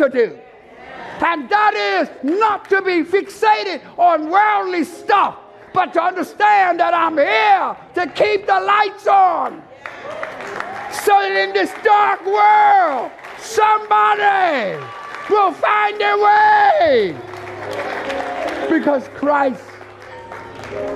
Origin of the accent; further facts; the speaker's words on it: Bermuda; Where are you from?" I told her, "Bermuda."